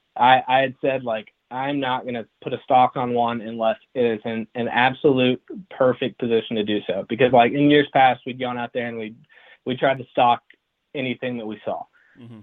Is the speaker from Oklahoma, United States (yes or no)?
yes; Enid, Oklahoma, United States; also born or lived in Texas; grew up in Enid, Oklahoma